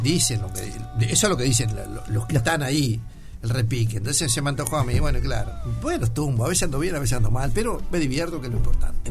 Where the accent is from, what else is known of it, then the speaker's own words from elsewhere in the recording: Sarandí del Yí, Durazno, Uruguay; now in Montevideo, Uruguay; cuando me crié en Sarandí el Gin